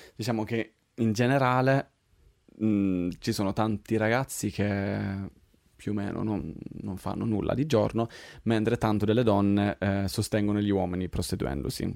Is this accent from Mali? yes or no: no; Sweden; moved away as an adult; now in Rome, Italy; io sono svedese, vengo dall'estremo Roma Nord, cioè la Svezia, però adesso vivo qua da sei anni